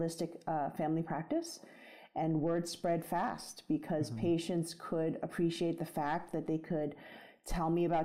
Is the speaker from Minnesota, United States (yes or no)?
no; New York City, New York, United States; I grew up in the Bronx and I grew up in a very traditional Chinese household